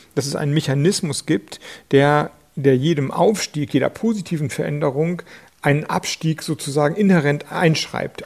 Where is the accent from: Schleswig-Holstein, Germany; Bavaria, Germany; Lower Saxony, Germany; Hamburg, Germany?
Schleswig-Holstein, Germany; ich komme aus Schleswig-Holstein